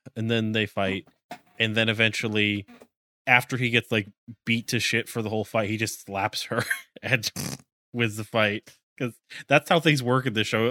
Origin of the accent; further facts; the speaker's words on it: United States; as an American